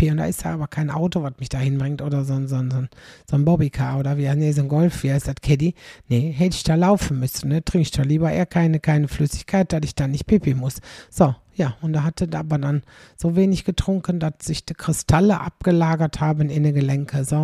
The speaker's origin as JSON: {"language": "German", "town": "Aldekerk", "region": "North Rhine-Westphalia", "country": "Germany", "tie": "born or raised there", "said": "In Wachtendonk, das ist knapp neben meiner Heimat in Aldekerk."}